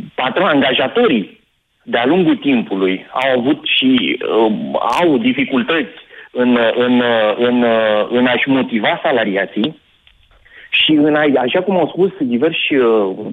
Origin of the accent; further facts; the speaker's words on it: Oltenia, Romania; sunt oltean